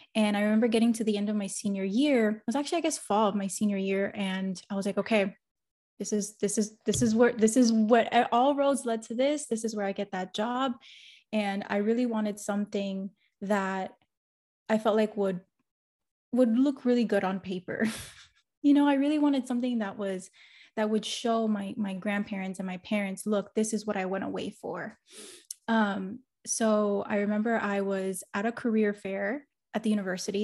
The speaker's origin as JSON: {"language": "English", "town": "Miami", "region": "Florida", "country": "United States", "tie": "born or raised there", "said": "I'm first generation Cuban American, and I grew up in Miami"}